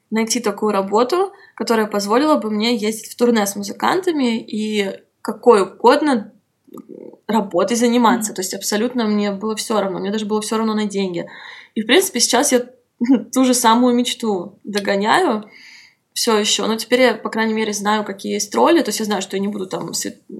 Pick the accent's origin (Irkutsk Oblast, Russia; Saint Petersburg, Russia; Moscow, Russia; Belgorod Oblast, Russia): Moscow, Russia; я стояла лицом к лицу к нему, и я сказала ему, что я из Москвы, и он сказал, что они стараются сделать концерт в Москве.